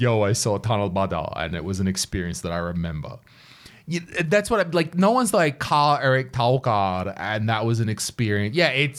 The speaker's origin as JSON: {"language": "English", "country": "Australia", "moved": "yes", "lives_now": "Estonia", "said": "as an Australian"}